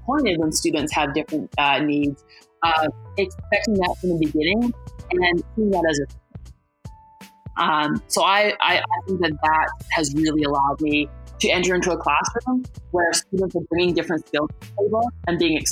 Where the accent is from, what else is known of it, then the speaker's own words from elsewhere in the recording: Canada; also born or lived in United States; being Canadian did not make me super marketable